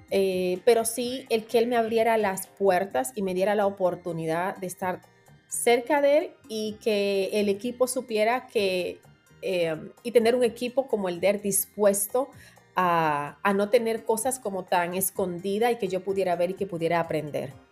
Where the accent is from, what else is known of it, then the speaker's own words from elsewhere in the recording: Dominican Republic; now in New York, United States; es donde voy a estudiar a Altos de Chabón, que es una escuela de diseño en mi país y que está asociada a Parsons School of Design ah, de, acá de New York. Entonces, ellos tienen una extensión allá en mi país